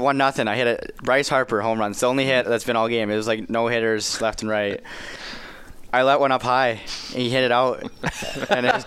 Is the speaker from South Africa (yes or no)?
no; Regina, Saskatchewan, Canada; I'm going to play in my hometown in Regina